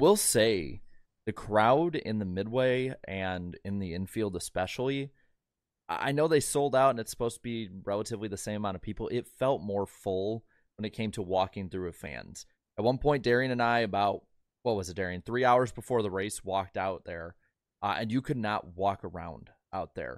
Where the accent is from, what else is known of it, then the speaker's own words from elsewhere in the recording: Midwest, United States; as a Midwesterner